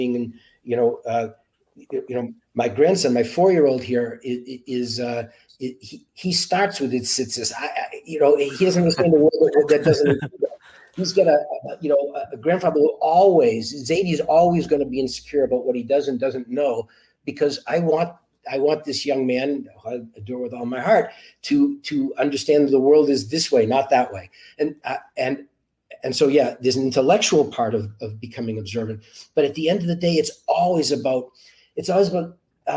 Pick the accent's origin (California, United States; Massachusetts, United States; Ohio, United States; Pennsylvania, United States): Massachusetts, United States; Boston; I grew up in Boston